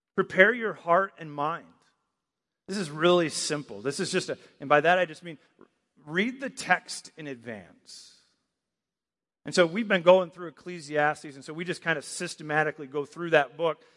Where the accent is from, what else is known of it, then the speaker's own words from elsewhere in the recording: Michigan, United States; moved away; I grew up in Michigan